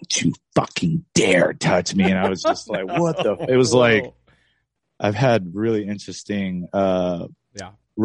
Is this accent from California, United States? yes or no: yes; Lancaster, California, United States; I grew up in Lancaster